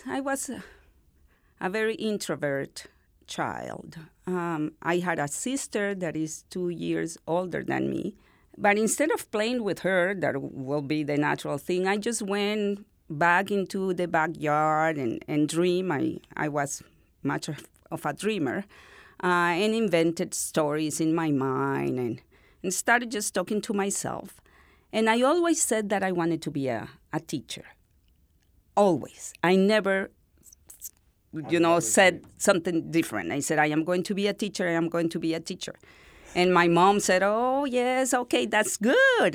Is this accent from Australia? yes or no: no; northern Venezuela, Venezuela; English is a second language; moved away as an adult; now in El Paso, United States; I am from North Venezuela